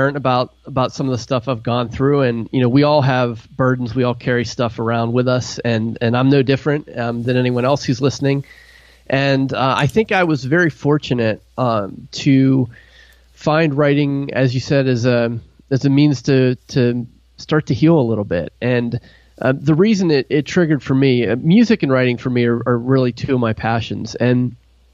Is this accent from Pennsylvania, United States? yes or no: yes; Pittsburgh, Pennsylvania, United States; also born or lived in New York area / New Jersey / Tennessee; now in Ohio, United States; I grew up in Pittsburgh, Pennsylvania